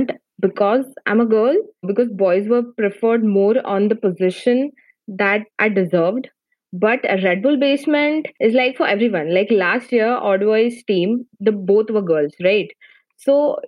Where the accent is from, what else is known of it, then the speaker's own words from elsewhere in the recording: India; from India, and actually I'm in my final year of engineering